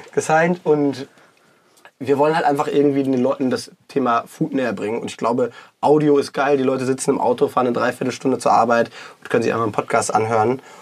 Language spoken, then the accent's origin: German; Hanover, Lower Saxony, Germany; also born or lived in Cologne; now in Düsseldorf, Germany; bin 33, komme gebürtig aus Hannover, also aus dem Norden und lebe jetzt seit eineinhalb Jahren in Düsseldorf, habe davor fünf Jahre in Köln gewohnt.